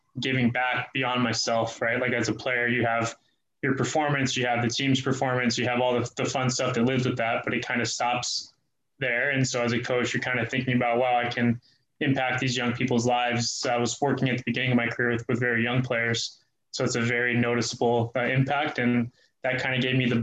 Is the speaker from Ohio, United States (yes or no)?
no; Oakland, California, United States; Auckland born and raised